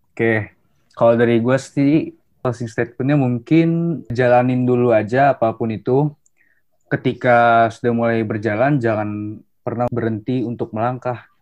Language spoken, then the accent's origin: Indonesian; Depok, West Java, Indonesia; asal gue dari Depok